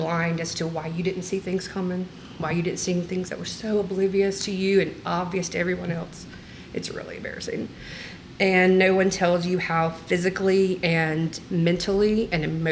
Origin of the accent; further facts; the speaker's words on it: the South, United States; We grew up in the South.